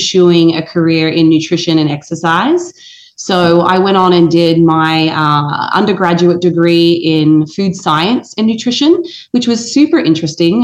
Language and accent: English; Australia; moved away as an adult; now in United States; growing up in Australia